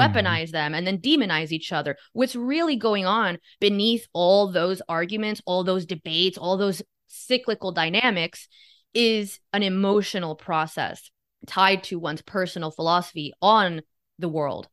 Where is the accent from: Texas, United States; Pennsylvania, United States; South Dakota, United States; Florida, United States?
Florida, United States; Miami; I was born and raised in Miami